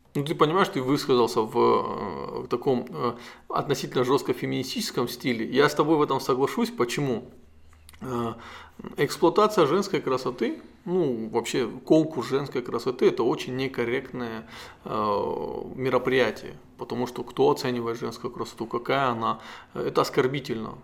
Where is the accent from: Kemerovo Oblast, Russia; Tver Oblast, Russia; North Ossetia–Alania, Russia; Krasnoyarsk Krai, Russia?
North Ossetia–Alania, Russia; главу нашей республики